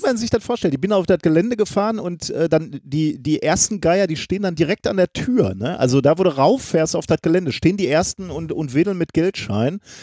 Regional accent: Germany; als Deutsche

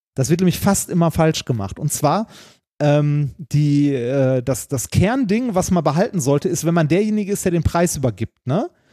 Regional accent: Ruhr area, North Rhine-Westphalia, Germany; ich komme aus dem Ruhrgebiet

